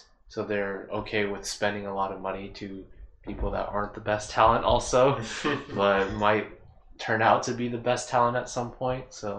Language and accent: English; United States; I am growing up in America, which is in a very rich country